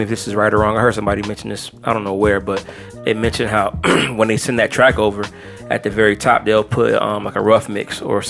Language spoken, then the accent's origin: English; Detroit, Michigan, United States; moved away; also born or lived in Buffalo, New York; I'm from Detroit, but I lived near Buffalo for a couple years, not too long ago.